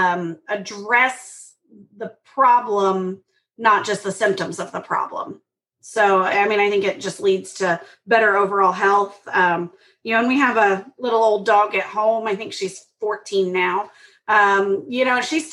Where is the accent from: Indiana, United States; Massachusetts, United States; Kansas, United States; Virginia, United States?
Kansas, United States; I grew up in Kansas